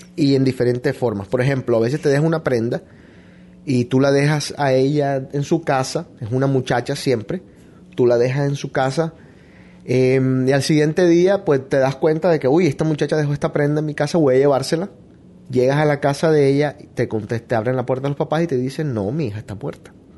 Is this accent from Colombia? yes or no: yes; Barranquilla, Atlántico, Colombia; nosotros los barranquilleros